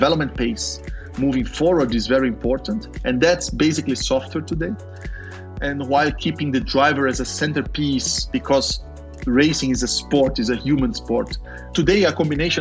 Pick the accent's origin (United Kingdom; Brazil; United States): Brazil; I was born in Brazil